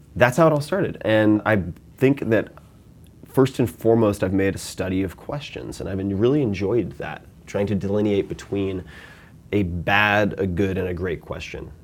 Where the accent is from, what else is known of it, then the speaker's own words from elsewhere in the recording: Long Island, New York, United States; I'm from Long Island